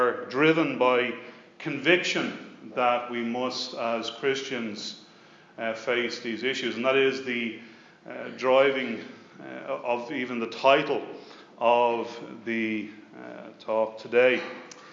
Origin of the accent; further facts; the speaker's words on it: Dublin, Leinster, Ireland; also born or lived in Leicester; I was born in Leicester in 1968 and returned back to Dublin at the age of two in 1970. Like so many Irish